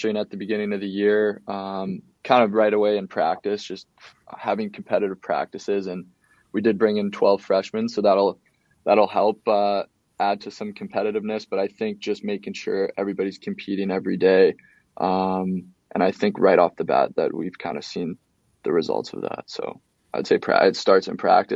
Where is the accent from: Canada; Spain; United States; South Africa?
Canada; Calgary, Alberta; moved away as an adult; also born or lived in Saskatchewan / British Columbia; I'm from Calgary, Alberta.